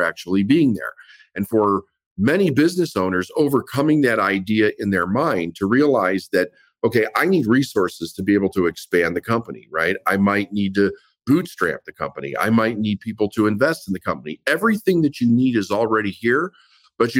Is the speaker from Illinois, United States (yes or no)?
yes; Chicago, Illinois, United States; I grew up in Chicago and everything was about doing it yourself